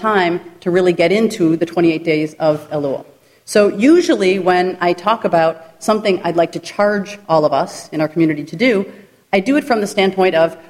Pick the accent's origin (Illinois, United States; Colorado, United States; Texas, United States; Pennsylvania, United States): Illinois, United States; Glencoe; also born or lived in Jerusalem; I grew up in the Reform community in Chicago